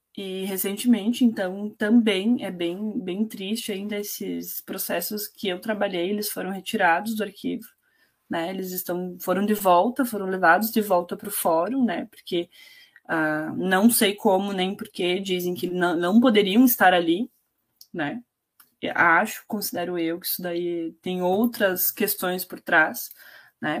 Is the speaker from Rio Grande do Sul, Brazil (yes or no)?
yes; Itatiba do Sul, Rio Grande do Sul, Brazil; now in Erechim, Brazil; Eu também não vim de Erechim, eu vim de uma cidade muito menor, né? Meus pais, eu criada em Itatiba do Sul, que é muito pequeno